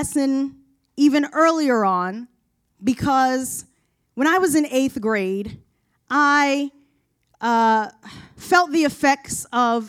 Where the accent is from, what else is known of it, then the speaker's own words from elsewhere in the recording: Baltimore, Maryland, United States; I've been living in Baltimore, growing up in Baltimore